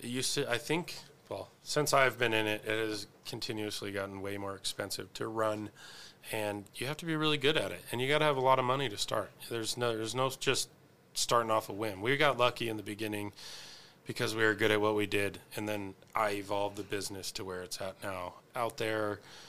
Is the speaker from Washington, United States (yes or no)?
yes; Spokane, Washington, United States; I'm from the South Hill